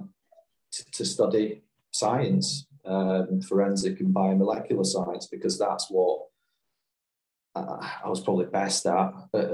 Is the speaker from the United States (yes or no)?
no; Glasgow, Scotland, United Kingdom; I grew up in the East End of Glasgow.